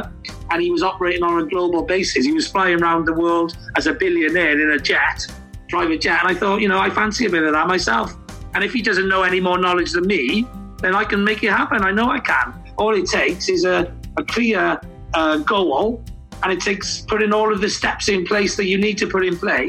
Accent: Wales, United Kingdom

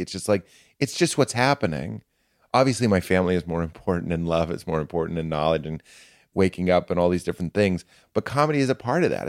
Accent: Boston, Massachusetts, United States; I'm from Boston. I'm a Protestant

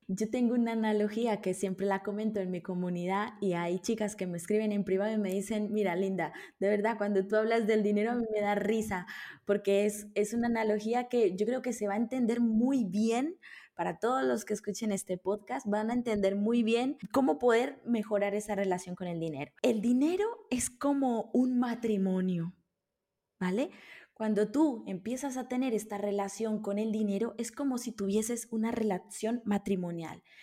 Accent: Colombia; moved away; also born or lived in Italy; yo, nací en Colombia

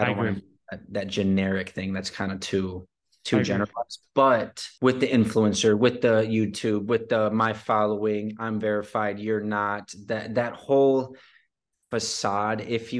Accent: Detroit, Michigan, United States; From Detroit, Michigan. So born and raised there, 21 years.

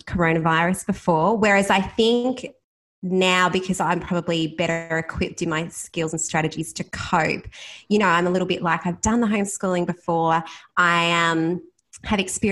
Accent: Bannockburn, Victoria, Australia; I grew up in Bannockburn, which is about 20 minutes away from Geelong, in a small country town

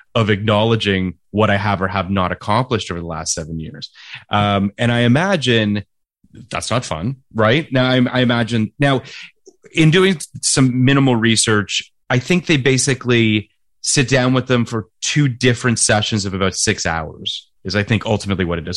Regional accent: Toronto, Ontario, Canada; moved away; also born or lived in California; when I go home to Toronto, even friends, contemporaries of mine that I went to high school

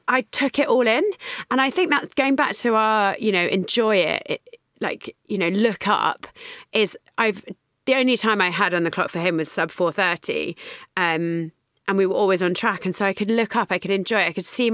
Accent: London, United Kingdom; because I'm from London

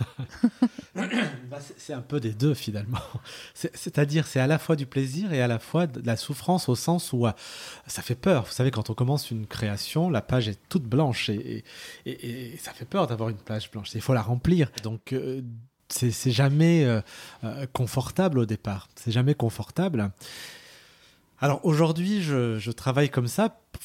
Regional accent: Lyon, Auvergne-Rhône-Alpes, France; Je suis né à Lyon

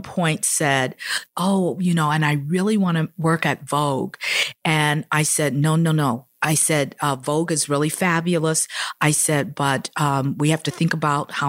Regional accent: Chicago, Illinois, United States; moved away as an adult; now in New York City, United States; I was raised in Chicago

